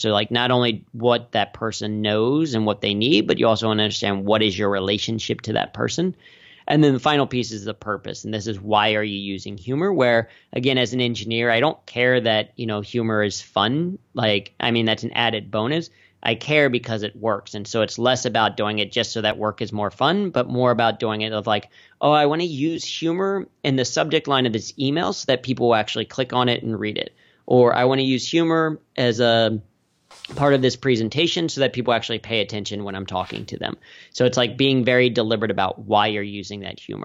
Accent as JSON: {"language": "English", "town": "Cincinnati", "region": "Ohio", "country": "United States", "tie": "born or raised there", "said": "I grew up in Cincinnati"}